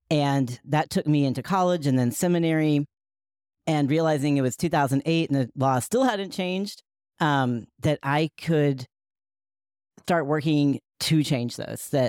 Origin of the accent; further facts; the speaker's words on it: Asheville, North Carolina, United States; many of the folks who surrounded me in my hometown of uh, Asheville, North Carolina, believed in a straight white Jesus